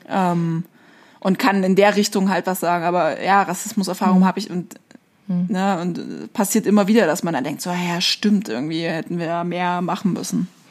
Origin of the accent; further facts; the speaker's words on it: East Germany, Germany; ich komme halt aus Ostdeutschland